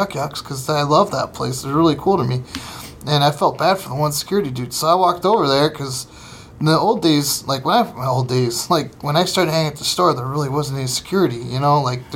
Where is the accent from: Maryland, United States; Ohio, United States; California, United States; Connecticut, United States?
Ohio, United States; Fremont; now in Los Angeles, United States; my hometown. It's Fremont, Ohio